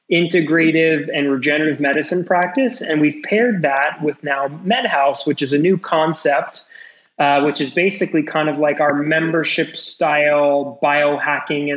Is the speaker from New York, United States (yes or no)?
yes; New York City, New York, United States; moved away as an adult; also born or lived in Connecticut; now in South Florida, United States; I'm born and raised in New York City